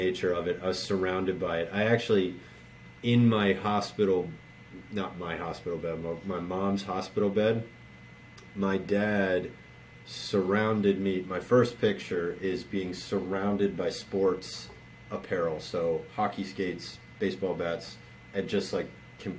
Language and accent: English; Baltimore, Maryland, United States; I grew up in Baltimore.